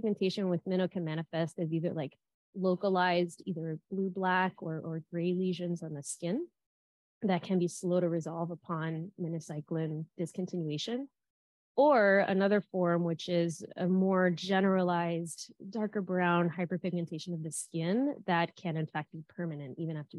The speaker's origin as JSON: {"language": "English", "region": "South Florida", "country": "United States", "said": "I'm from South Florida"}